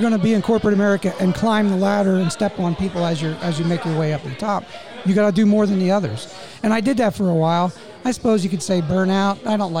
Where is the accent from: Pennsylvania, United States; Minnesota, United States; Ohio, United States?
Pennsylvania, United States; Northumberland; moved away as an adult; also born or lived in Harrisburg, Pennsylvania / Baltimore, Maryland; I grew up in Northumberland, and I met my wife at Shikellamy, and she is in Sunbury.